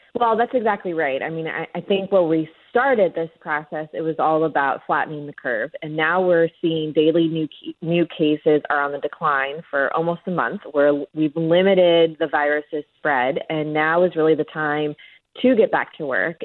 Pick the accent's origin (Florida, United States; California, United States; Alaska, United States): Florida, United States; South; South Florida, where I'm from